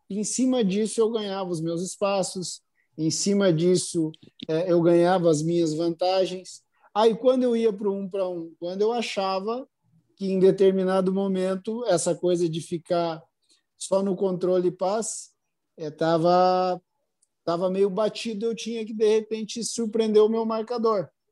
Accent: Brazil; a gente é brasileiro realmente

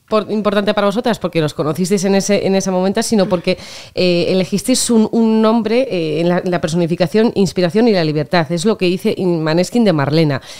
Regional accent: Spain; Yo, yo soy de España.

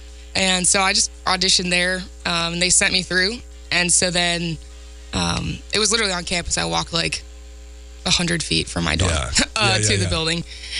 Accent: Pawnee, United States; I'm from Pawnee.

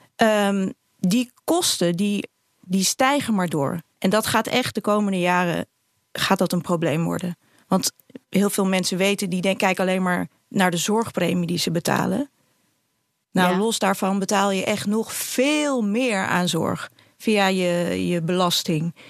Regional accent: Amsterdam, North Holland, Netherlands; ik kom ook uit Amsterdam

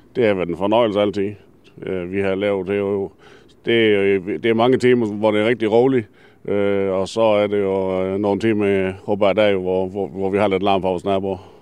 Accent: Denmark; det er mit barndomshjem. Jeg er født og opvokset her

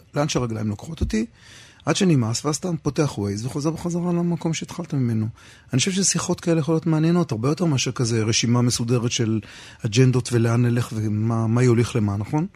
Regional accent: Rehovot, Central District, Israel; moved away; אני אומר מרחובות

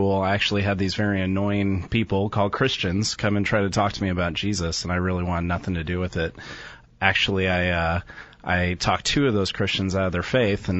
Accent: Southern California, United States; now in San Jose, United States; So I grew up in Southern California

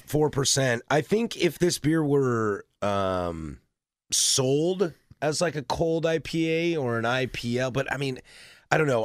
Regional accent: the Northwest, Pacific Northwest, United States; as somebody born and raised in the Northwest

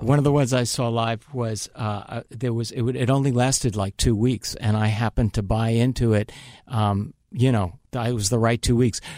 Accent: Long Island, New York, United States; born or raised there; also born or lived in Manhattan, New York; now in Los Angeles, United States

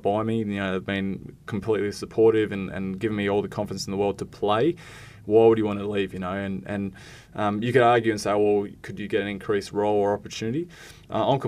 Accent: Perth, Western Australia, Australia; Wildcats are my hometown team.

